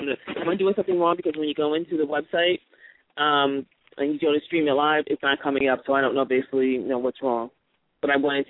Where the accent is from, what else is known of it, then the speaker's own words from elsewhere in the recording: New Jersey, United States; I'm actually from New Jersey